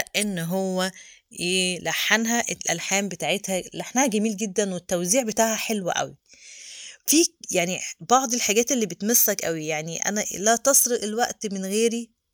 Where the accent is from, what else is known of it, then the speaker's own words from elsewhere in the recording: Egypt; احنا كمصريين